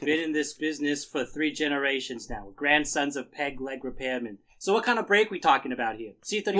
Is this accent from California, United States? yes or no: yes; California, United States; California. Where I'm from.